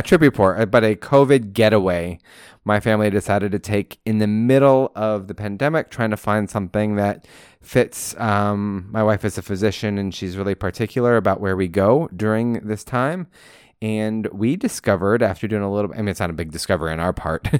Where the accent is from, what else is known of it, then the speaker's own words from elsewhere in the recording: Pacific Coast, West Coast, United States; moved away; what I grew up with on the Pacific Coast